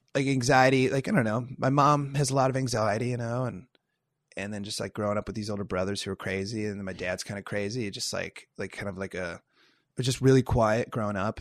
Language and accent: English; Iowa, United States; moved away as an adult; now in Los Angeles, United States; I'm from Iowa